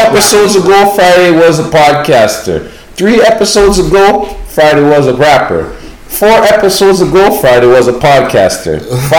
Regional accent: Toronto, Ontario, Canada; I'm from Toronto

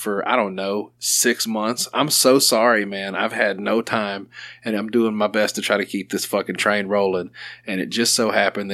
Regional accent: Sherwood, Arkansas, United States; I've lived here my whole life, I guess south of Little Rock, Sherwood area

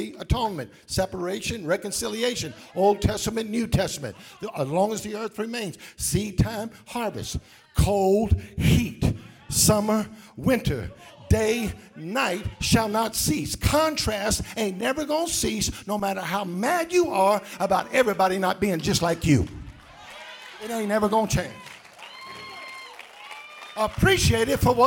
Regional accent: South Louisiana, United States; I was born in South Louisiana

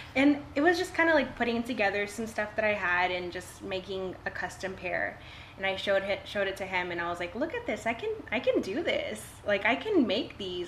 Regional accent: Ingleside, Texas, United States; now in Portland, Texas, United States; I was born and raised in Ingleside and um, I graduated from high school there

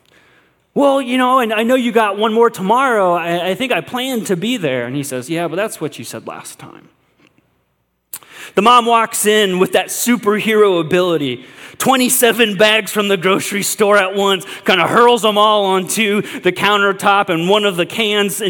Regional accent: United States; us as American Christians, the American church

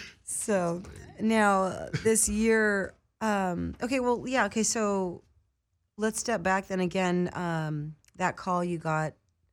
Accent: Philadelphia, Pennsylvania, United States; just like that skating in Philly, growing up in Philly and skating Philly.

